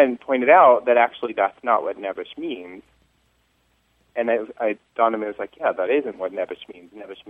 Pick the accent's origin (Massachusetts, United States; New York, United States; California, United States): New York, United States; also born or lived in Chicago; now in Pittsburgh, United States; So I'm from New York originally, and we say, like, use a lot.